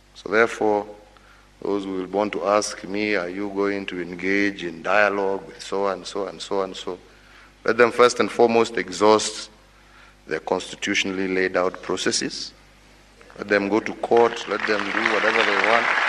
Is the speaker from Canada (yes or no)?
no; Kenya; I, as a Kenyan